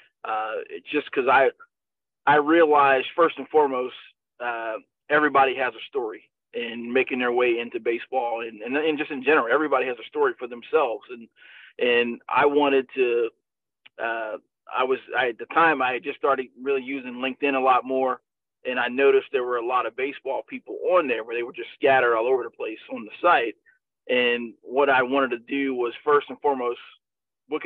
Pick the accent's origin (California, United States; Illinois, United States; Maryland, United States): Maryland, United States; Baltimore; my hometown team, the Baltimore Orioles